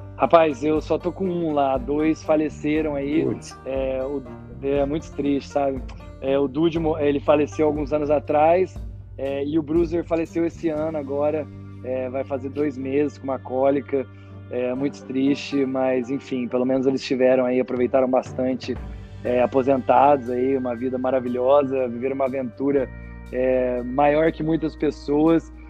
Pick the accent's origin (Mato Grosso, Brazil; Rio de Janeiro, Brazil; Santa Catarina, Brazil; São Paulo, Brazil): São Paulo, Brazil; Espírito Santo do Pinhal; eu nasci em Espírito Santo do Pinhal, interior de São Paulo